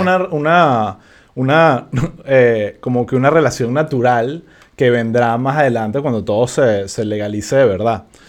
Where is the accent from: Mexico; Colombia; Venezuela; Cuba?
Venezuela